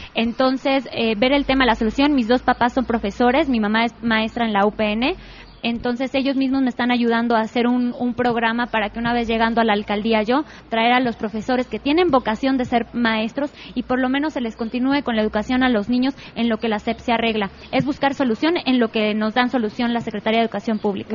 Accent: San Bartolo Ameyalco, Mexico City, Mexico; yo crecí en San Bartolomé meyalco

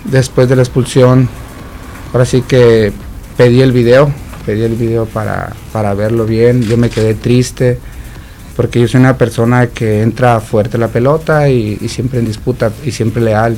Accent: Zamora, Michoacán, Mexico; Zamora, de donde yo soy

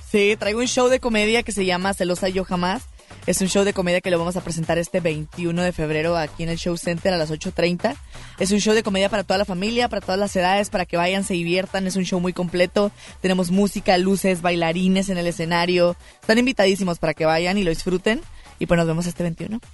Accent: Tijuana, Baja California, Mexico; soy de Tijuana, Baja California

